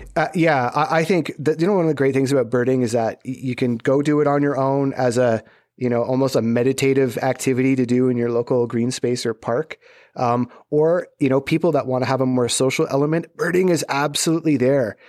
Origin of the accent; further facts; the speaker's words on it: Southern Ontario, Canada; growing up in Southern Ontario